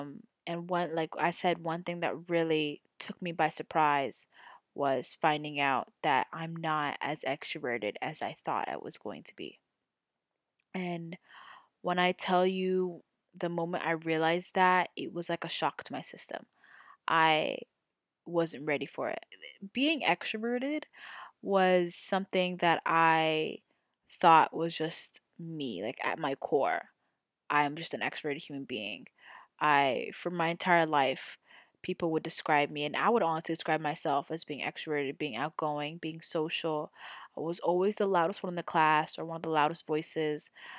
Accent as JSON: {"language": "English", "country": "Saudi Arabia", "tie": "born or raised there", "said": "So as I've stated before, I was born and raised in Saudi Arabia. I lived in the same residential compound for my entire life."}